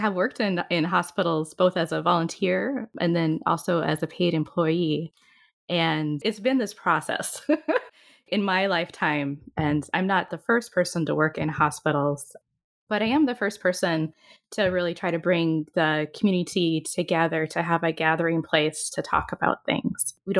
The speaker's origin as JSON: {"language": "English", "region": "Minnesota", "country": "United States", "said": "I'm from Minnesota."}